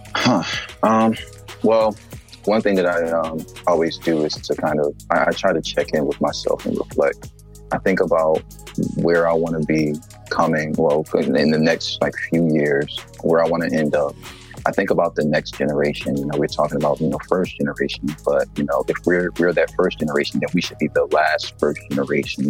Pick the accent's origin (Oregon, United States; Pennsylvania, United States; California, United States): Pennsylvania, United States; Philadelphia; moved away; also born or lived in Georgia; Originally, my family is from South Carolina, but me, myself, my, my brothers, we were born and raised in Philadelphia, Pennsylvania.